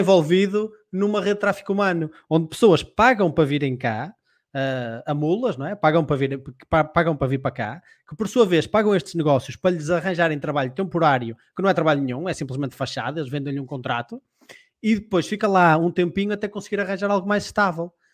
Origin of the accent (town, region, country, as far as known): Portugal